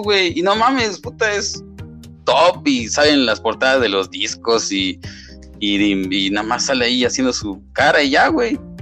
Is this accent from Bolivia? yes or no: no; Mexico; como buen mexicano